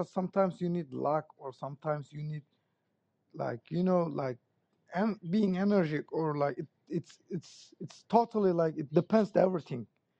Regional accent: Turkey; moved away; Originally, I'm from Turkey.

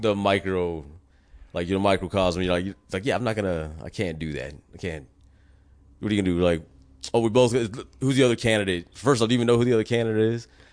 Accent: United States; as an American

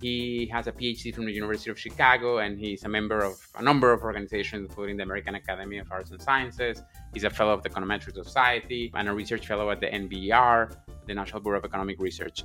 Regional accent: Venezuela; moved away; I was raised in Venezuela

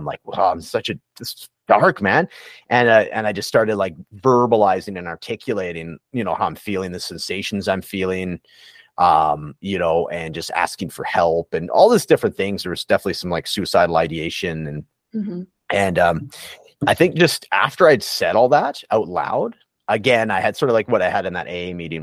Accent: Prince George, British Columbia, Canada; accent: Canadian; moved away; also born or lived in Edmonton; it's my hometown, the Prince George

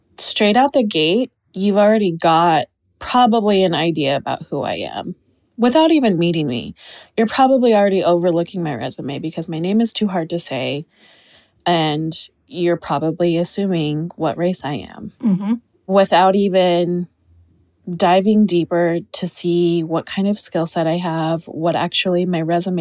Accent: Utah, United States; I was born and raised in Utah

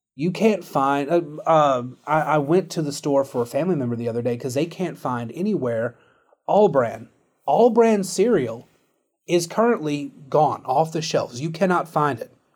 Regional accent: United States; as an American

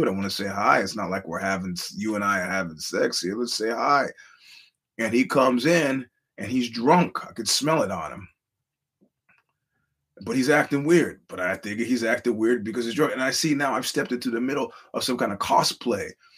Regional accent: New York, United States; I'm a New Yorker

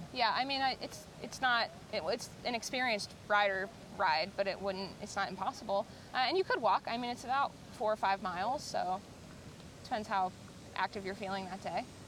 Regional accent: Pittsburgh, Pennsylvania, United States; moved away as an adult; now in Savannah, United States; I'm originally from the Pittsburgh area, um, but I've lived in Savannah for about seven seven years now.

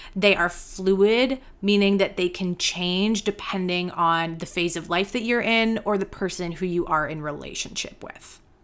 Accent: Canada; I am a Canadian yoga teacher and mentor

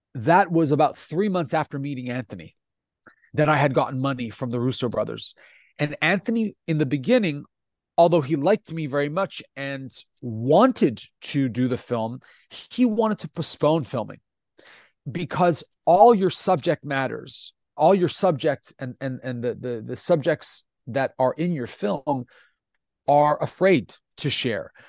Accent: Italy; first language Italian; English is a second language; io sono italiano

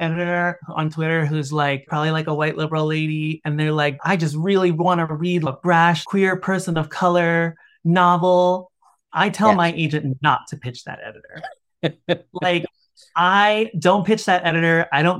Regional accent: Washington, District of Columbia, United States; I grew up in Washington, D.C.

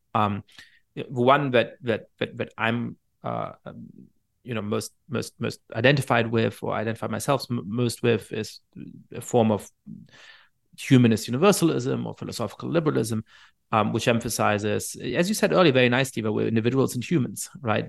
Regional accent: Germany; I ended up growing up in Germany

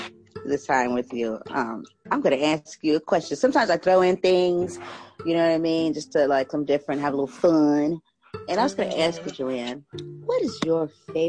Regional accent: San Diego, California, United States; San Diego, California.

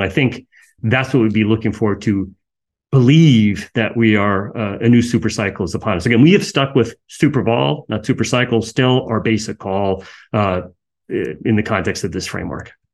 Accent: United States; I'm an American.

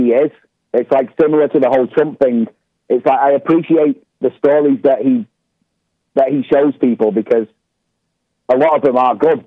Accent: United Kingdom; I'm British as well.

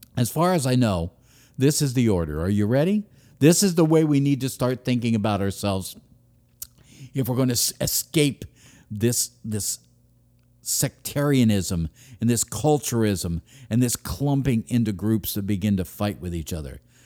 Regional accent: United States; I am an American

